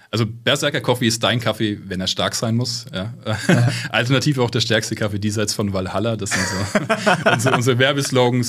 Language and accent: German; Fürth, Bavaria, Germany; Ich komme aus meiner Heimatstadt Fürth. Ähm, das ist bei Nürnberg